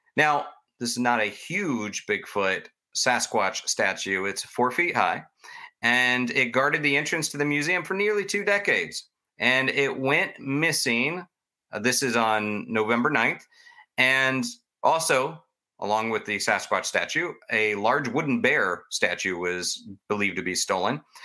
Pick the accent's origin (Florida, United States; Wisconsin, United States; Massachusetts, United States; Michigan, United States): Florida, United States; I grew up in Florida